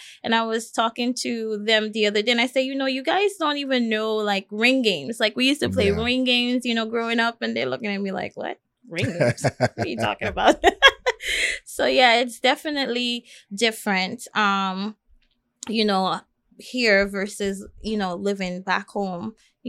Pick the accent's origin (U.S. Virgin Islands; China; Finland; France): U.S. Virgin Islands; now in United States; Well, as I said, I grew up primarily in the Virgin Islands, and both of my parents are from the Caribbean.